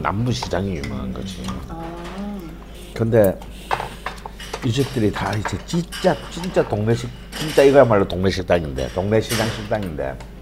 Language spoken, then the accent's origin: Korean; Jeonju, North Jeolla, South Korea; 내가 전주 사람이라서